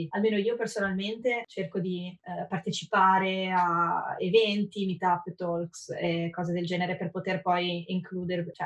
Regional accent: Italy; now in San Francisco, United States; sono uh, una designer nata e cresciuta in Italia e adesso uh, vivo a San Francisco dove faccio product design per Dropbox.

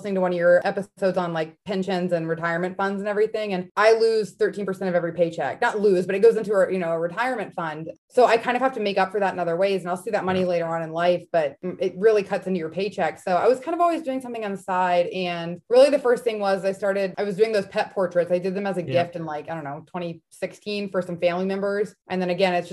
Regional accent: outside of Dallas, Texas, United States; moved away as an adult; also born or lived in Arizona; now in Boston, United States; I was born and raised outside of Dallas, Texas, went to college in Arizona, and then moved up here.

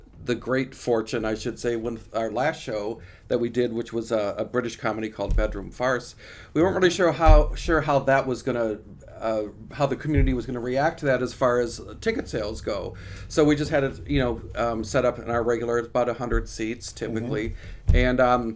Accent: Janesville, Wisconsin, United States; moved away; also born or lived in East Coast; I'm from Janesville.

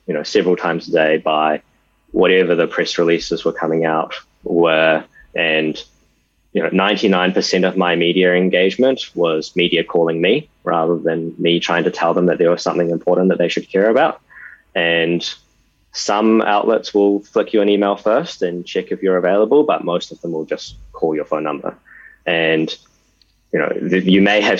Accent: New Zealand; I was born in New Zealand and my parents are Taiwanese

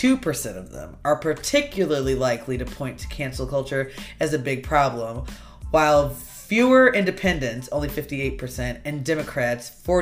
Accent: Chicago, Illinois, United States; accent: Chicago; my Chicago accent

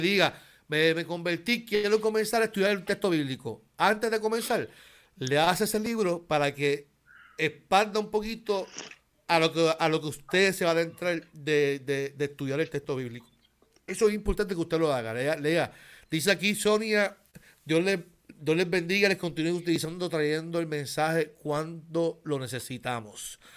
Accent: Carolina, Puerto Rico; Yo soy de Carolina.

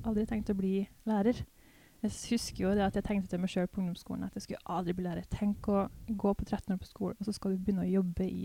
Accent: Røros, Trøndelag, Norway; accent: mix of Trøndersk, Hedmark, Eastern Norwegian, a bit Swedish; Ja. Og du kommer fra? Røros. Ja. Så litt sånn trønderhybrid

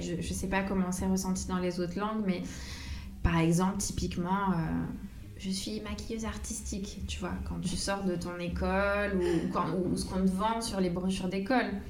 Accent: Corsica, France; moved away as an adult; quand je suis partie de Corse vers 19 ans, après tous les étés, je revenais chez moi

